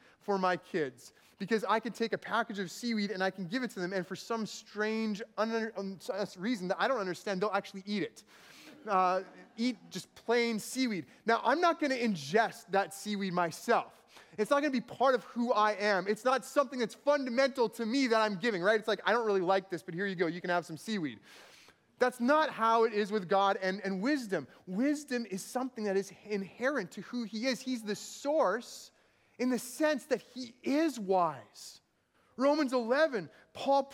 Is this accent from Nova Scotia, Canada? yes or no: no; Manitoba, Canada; now in Vancouver, Canada; growing up in Manitoba, we had these thunderstorms